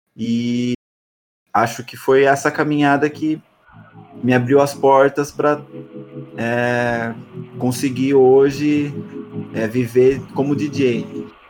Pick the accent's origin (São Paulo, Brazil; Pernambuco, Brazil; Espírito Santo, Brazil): São Paulo, Brazil; São Roque; moved away as an adult; now in São Paulo, Brazil; eu nasci em São Roque, uma cidade que fica próxima a São Paulo